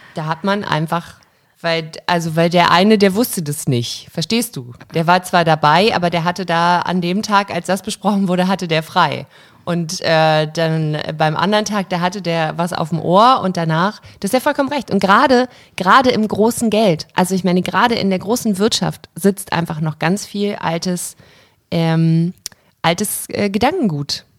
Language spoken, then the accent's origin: German; Germany; meine Heimat, in der ich mich wohl und zu Hause fühle, aber ich habe nicht so ein krasses Deutschland-Verbundenheitsgefühl